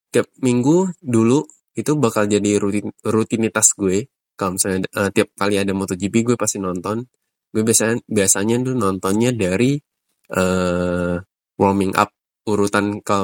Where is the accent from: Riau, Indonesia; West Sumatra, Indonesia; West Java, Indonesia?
Riau, Indonesia; moved away as an adult; now in Jakarta, Indonesia; gue berasal dari Riau, dan sekarang ini menetap di Jakarta udah kurang lebih 9 atau 10 tahun sejak gue kuliah.